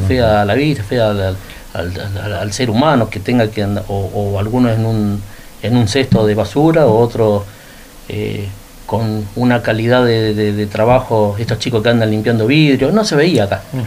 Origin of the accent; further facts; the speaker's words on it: Río Gallegos, Santa Cruz, Argentina; yo soy nacido en Río Gallegos, tengo 59 años